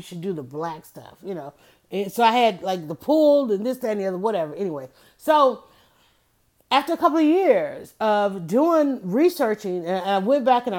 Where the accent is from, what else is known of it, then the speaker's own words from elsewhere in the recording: Atlanta, Georgia, United States; because I was known all around the world and saying I was from Atlanta, everybody wanted to know about Atlanta.